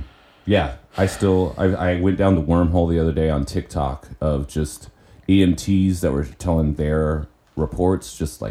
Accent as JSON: {"language": "English", "region": "Oregon", "country": "United States", "tie": "born or raised there", "said": "where I grew up in Oregon."}